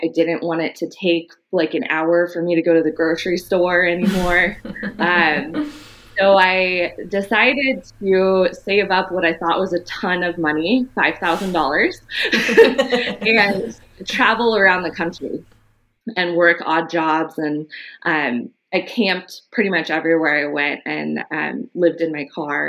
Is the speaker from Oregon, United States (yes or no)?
no; Los Angeles, California, United States; I was born in Los Angeles and grew up in the early part of my life in Echo Park